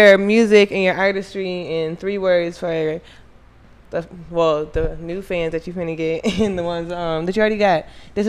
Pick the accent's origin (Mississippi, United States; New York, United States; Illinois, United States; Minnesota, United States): Minnesota, United States; I'm actually from Minnesota.